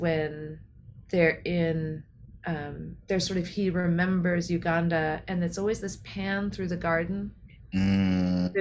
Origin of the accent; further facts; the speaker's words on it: New Mexico, United States; I grew up in New Mexico